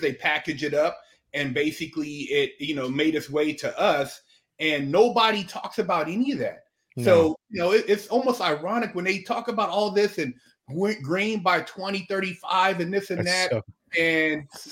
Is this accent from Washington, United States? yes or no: no; California, United States; moved away as an adult; also born or lived in Sacramento / Bay Area / Orange County / Los Angeles; now in Arizona, United States; I'm from California, man. I mean, born and raised